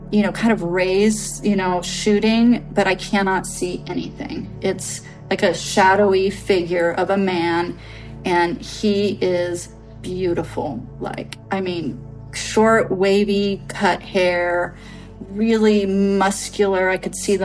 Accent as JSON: {"language": "English", "town": "Redwood City", "region": "California", "country": "United States", "tie": "born or raised there", "said": "I was born in Redwood City."}